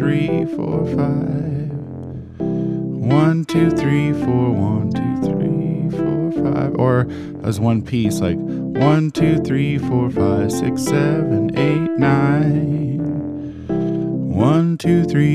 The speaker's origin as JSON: {"language": "English", "region": "Oregon", "country": "United States", "said": "I'm from Oregon"}